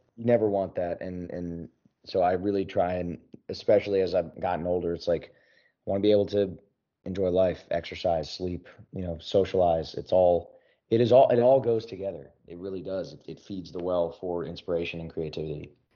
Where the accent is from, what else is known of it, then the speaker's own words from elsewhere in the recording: Philadelphia, Pennsylvania, United States; now in Nashville, United States; back in my hometown. Well, near, near Philly